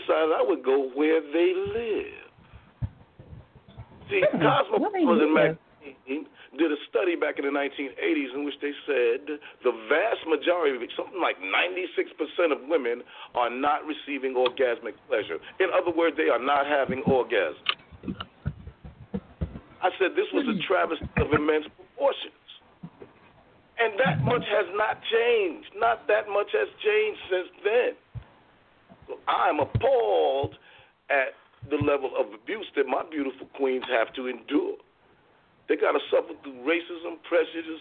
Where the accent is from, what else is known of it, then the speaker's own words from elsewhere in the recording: New York City, New York, United States; moved away as an adult; also born or lived in Voorhees, New Jersey, United States; now in Dover, United States; I was born in 1956 in St. John's Hospital, which is now called Interfaith, on Atlantic Avenue in Brooklyn. And I was brought home to my father's house, which he owned, on the corner of Howard and MacDougall